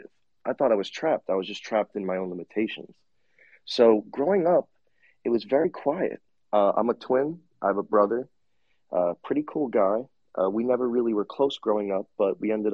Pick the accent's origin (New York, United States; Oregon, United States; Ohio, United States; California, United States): New York, United States; Long Island; moved away as an adult; now in Southwest Florida, United States; Born and raised in Long Island, New York